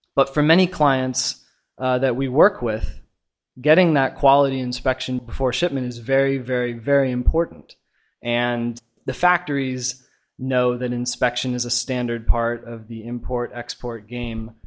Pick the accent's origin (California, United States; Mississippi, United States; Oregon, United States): Oregon, United States; Portland; moved away as an adult; now in China; I'm from Portland, Oregon, and I've been here in China